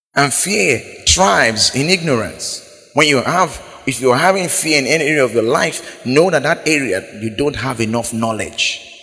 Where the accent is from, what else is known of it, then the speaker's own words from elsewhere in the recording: Biseni, Bayelsa, Nigeria; I'm from Biseni